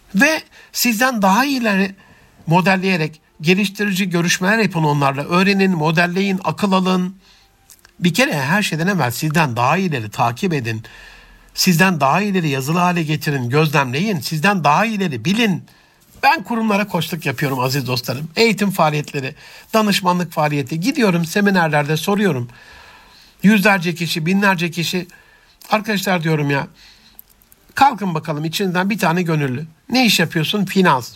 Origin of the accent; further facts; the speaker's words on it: Antep, Gaziantep, Turkey; also born or lived in Rize (ancestry, Çayeli); Rize göçmeni Antepli bir kardeşinizin